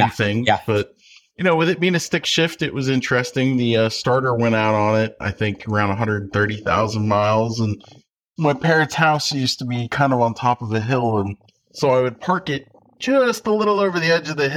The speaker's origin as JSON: {"language": "English", "town": "Effingham", "region": "Illinois", "country": "United States", "tie": "born or raised there", "moved": "yes", "lives_now": "Aldie, United States", "said": "I am originally from Effingham, Illinois, small town in rural Illinois"}